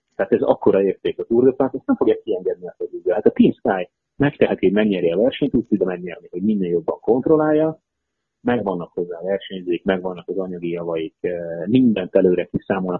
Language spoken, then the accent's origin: Hungarian; Hungary